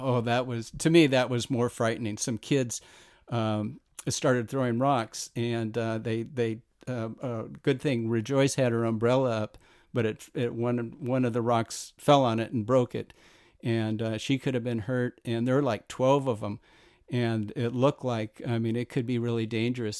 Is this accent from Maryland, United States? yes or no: no; Whittier, California, United States; also born or lived in Los Angeles; I was born in Los Angeles and grew up in Whittier, prettier Whittier